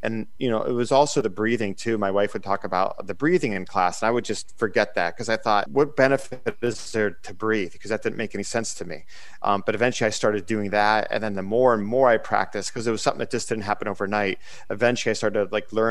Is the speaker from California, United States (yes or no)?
no; Erie, Pennsylvania, United States; I'm originally from Erie, Pennsylvania